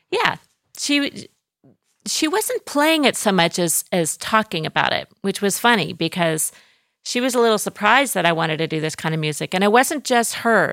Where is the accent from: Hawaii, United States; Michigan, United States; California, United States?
California, United States; Orange; moved away as an adult; now in Athens, Greece; raised in Southern California, in Orange County, Orange, California, the, the city of Orange